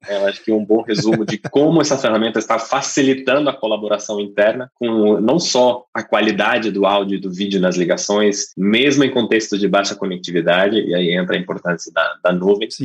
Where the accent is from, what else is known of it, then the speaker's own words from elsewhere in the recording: England, United Kingdom; Portuguese is a second language; moved away as an adult; now in Brazil; eu sou inglês, eu moro no Brasil há quase oito anos já